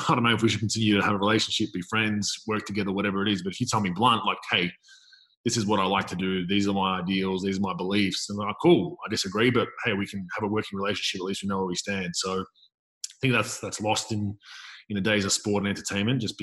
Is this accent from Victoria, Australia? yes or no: yes; Melbourne, Victoria, Australia; I'm from Melbourne, Victoria